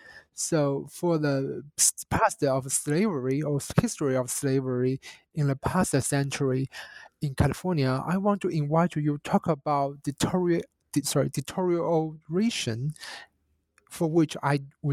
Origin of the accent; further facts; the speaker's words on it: China; as a Chinese national and growing up in China